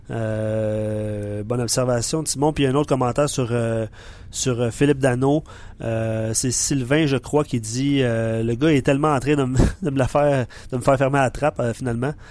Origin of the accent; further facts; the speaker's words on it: Quebec, Canada; Je suis Beauceron, j'étais à Ottawa samedi pour le match